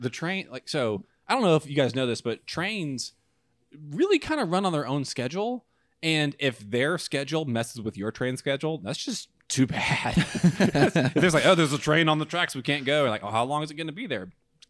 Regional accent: Huntsville, Alabama, United States; moved away; I'm from Huntsville

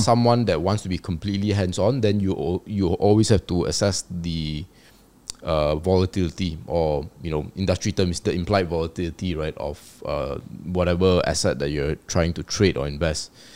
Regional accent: Malaysia; As a Malaysian

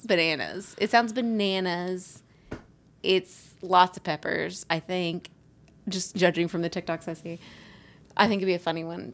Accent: Alabama, United States; accent: Southern; I grew up in Alabama

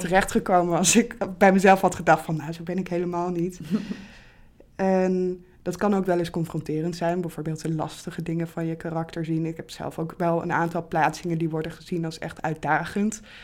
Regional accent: Bible Belt, Netherlands; ik ben zelf bijvoorbeeld opgegroeid in de Bijbelbelt, wel als kind van twee atheïsten

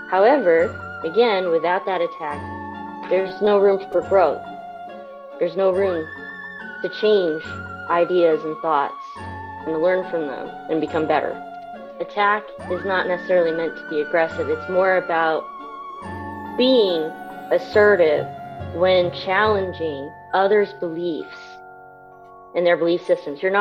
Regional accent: Japan; born there; So uh, I was born in Japan. I'm a military brat, so I am Asian, but I am not Japanese.

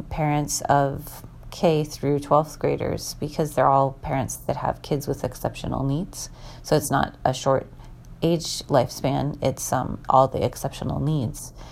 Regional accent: Minnesota, United States; also born or lived in Washington; I don't think I've ever been in Indiana in April growing up in Minnesota and Washington in, in April, the dogwood trees are in bloom

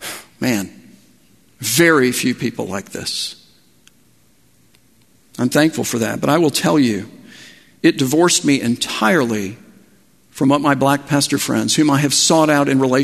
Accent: Miami, Florida, United States; I grew up in Miami. I know exactly where the Denny's is. The Gables were my backyard.

